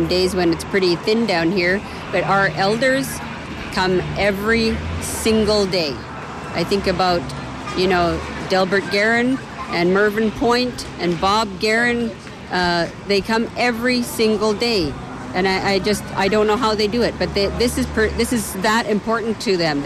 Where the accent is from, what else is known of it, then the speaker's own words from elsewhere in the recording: Richmond, British Columbia, Canada; I grew up away from this community. I grew up in Richmond.